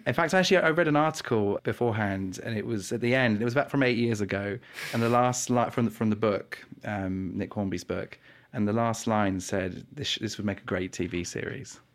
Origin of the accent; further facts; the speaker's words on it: New Forest, South East England, United Kingdom; I'm from the New Forest